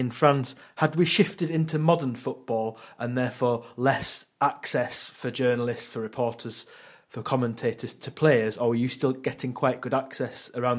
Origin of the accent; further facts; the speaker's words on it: England, United Kingdom; for many of us growing up in England